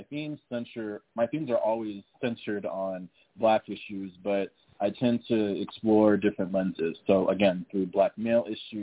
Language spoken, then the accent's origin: English; San Antonio, Texas, United States; I'm from San Antonio, born and raised